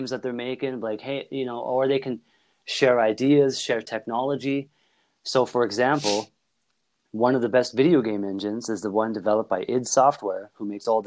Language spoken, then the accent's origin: English; Canada